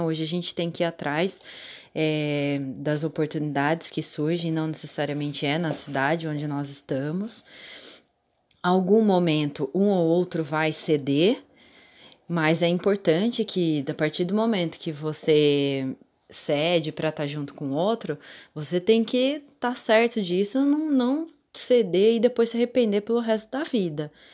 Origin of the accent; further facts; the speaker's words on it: Itatiba, São Paulo, Brazil; eu sou de Itatiba